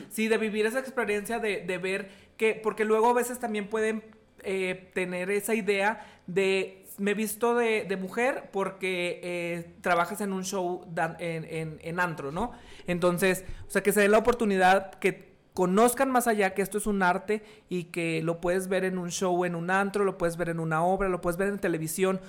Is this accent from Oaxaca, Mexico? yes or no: no; Sabinas, Coahuila, Mexico; moved away as an adult; also born or lived in Monterrey; now in Saltillo, Mexico; yo soy originario de Sabinas, Coahuila, y emigré